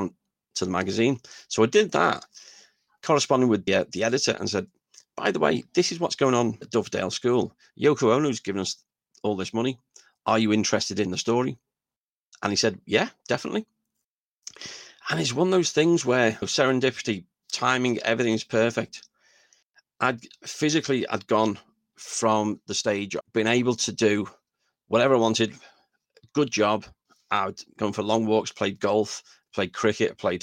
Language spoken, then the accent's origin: English; Liverpool, North West England, United Kingdom; I was just coming from the Dingle